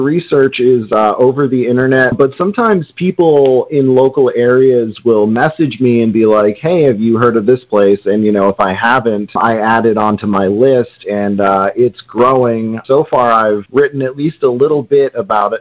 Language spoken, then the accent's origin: English; New Hampshire, United States; I grew up in New Hampshire